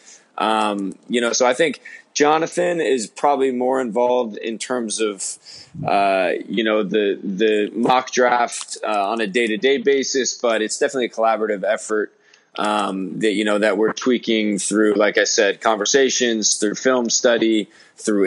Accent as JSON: {"language": "English", "region": "Arizona", "country": "United States", "said": "I'm from Arizona originally."}